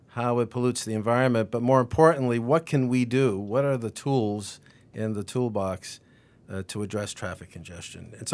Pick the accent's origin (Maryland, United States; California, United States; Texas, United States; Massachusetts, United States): Massachusetts, United States; Reading; moved away as an adult; also born or lived in Worcester, Massachusetts; now in Los Angeles, United States; I grew up in Reading